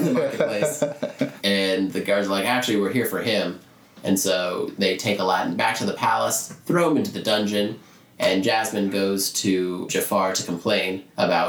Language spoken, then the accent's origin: English; Orlando, Florida, United States; that's my hometown, guys. I'm from Orlando